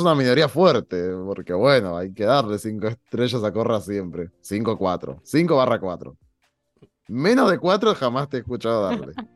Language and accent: Spanish; Argentina; en mi país